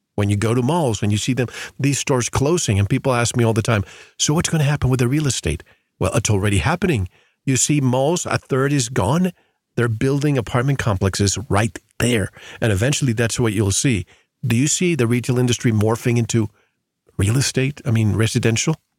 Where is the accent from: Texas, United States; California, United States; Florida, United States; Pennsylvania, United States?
Florida, United States; moved away; I grew up in Florida and I go to Florida all the time